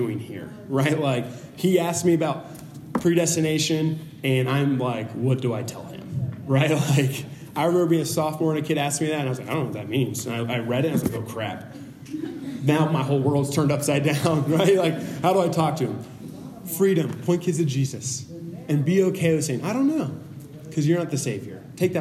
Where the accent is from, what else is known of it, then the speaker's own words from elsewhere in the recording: Beaufort, South Carolina, United States; moved away; we're from Beaufort, South Carolina originally